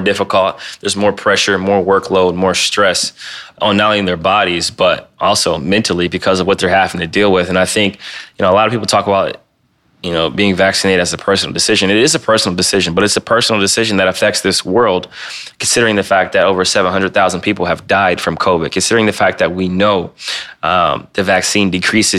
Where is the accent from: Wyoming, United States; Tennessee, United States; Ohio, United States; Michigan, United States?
Ohio, United States; Cleveland; he's also playing with the Gavs, which is, you know, my hometown team